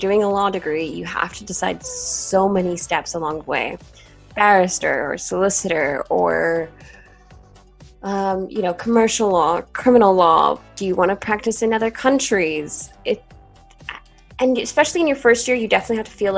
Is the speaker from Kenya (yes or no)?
no; Portugal; first language English; moved away as an adult; I'm Portuguese and I live in Portugal and I've always gone to international schools